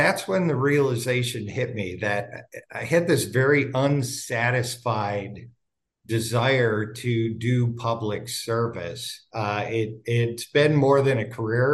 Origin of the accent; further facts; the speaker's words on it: Wisconsin, United States; moved away as an adult; now in Santa Barbara, United States; I was born and raised in Wisconsin